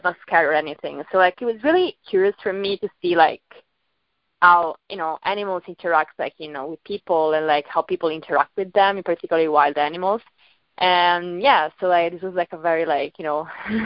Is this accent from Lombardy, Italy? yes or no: no; Venice, Veneto, Italy; moved away; also born or lived in New York; I'm from Venice. I grew up in Venice.